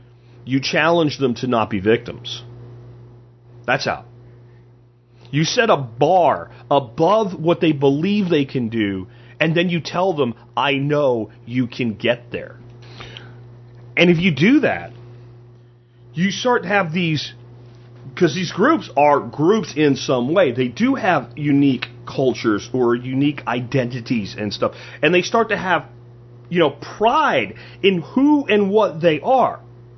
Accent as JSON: {"language": "English", "region": "Pennsylvania", "country": "United States", "tie": "born or raised there", "also_born_or_lived": "New Jersey / Florida", "lives_now": "Texas, United States", "said": "even though I was born in Jersey and grew up in Pennsylvania and Florida, I've lived here"}